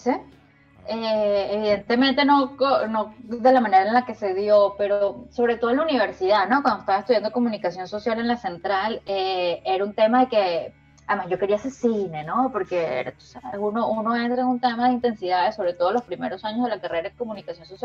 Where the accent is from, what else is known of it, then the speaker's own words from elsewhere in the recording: San Antonio de los Altos, Miranda, Venezuela; Luego salimos a, nos mudamos a San Antonio de los Altos, que para mí fue una época fantástica porque fue la primera vez que yo vivía en casa.